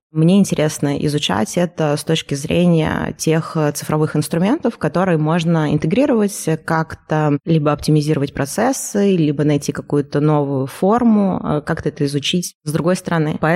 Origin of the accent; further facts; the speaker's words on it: Moscow, Russia; но среди нас я …. Собственно, я из Москвы.